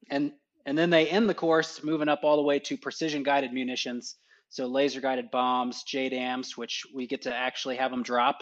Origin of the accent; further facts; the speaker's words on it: Texas, United States; moved away as an adult; now in Alamogordo, United States; I grew up in Texas, went to college in Texas